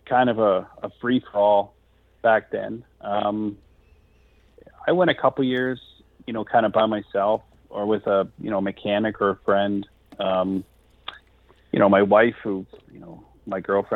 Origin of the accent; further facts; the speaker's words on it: near Toronto, Ontario, Canada; we're from Canada. And he's like, we're in Canada. And I'm like, well, just like near Toronto, like an hour by Toronto.